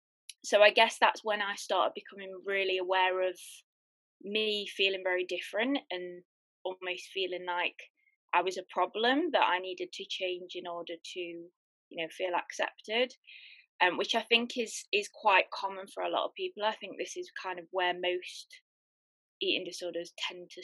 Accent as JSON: {"language": "English", "country": "United Kingdom", "said": "I'm from the UK, in case you've not realized my accent"}